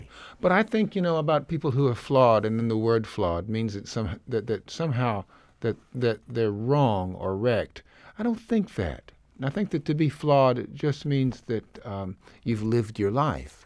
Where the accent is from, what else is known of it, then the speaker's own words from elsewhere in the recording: Jackson, Mississippi, United States; moved away; I grew up in the South in Mississippi